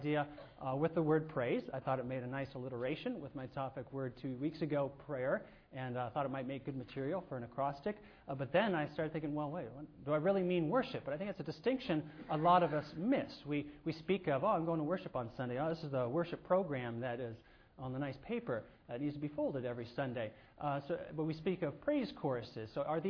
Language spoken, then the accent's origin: English; Southern California, United States; I grew up in Southern California